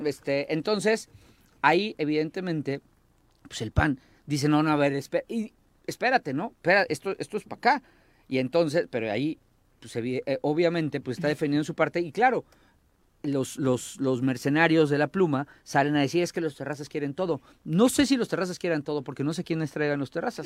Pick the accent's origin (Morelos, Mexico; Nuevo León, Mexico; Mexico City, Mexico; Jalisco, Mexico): Morelos, Mexico; en Morelos, en mi pueblo, somos chismosos